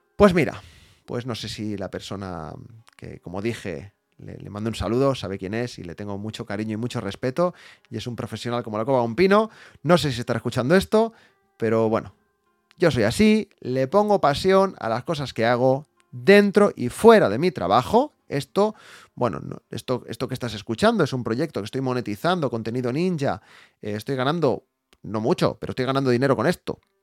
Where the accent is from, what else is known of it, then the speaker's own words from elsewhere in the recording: Barcelona, Catalonia, Spain; yo soy de Barcelona